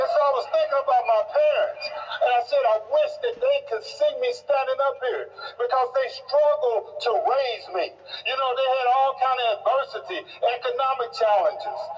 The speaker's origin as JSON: {"language": "English", "town": "East St. Louis", "region": "Illinois", "country": "United States", "tie": "born or raised there", "said": "when I was born as a baby, I grew up in East St. Louis, Illinois, and one of the rules that they had was no baby could be born in East St. Louis. So my parents had to drive, no black baby."}